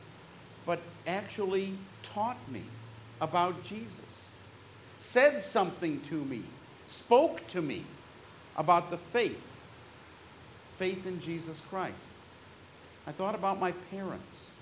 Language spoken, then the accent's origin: English; California, United States; I grew up in California